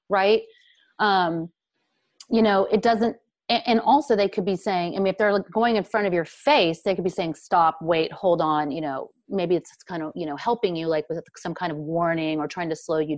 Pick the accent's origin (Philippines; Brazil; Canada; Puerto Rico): Brazil; now in United States; because it's not accepted here in America. Nobody talks about the psychic space. Nobody speaks of the dead. We grew up in Brazil. We were talking to our grandmothers who had passed on.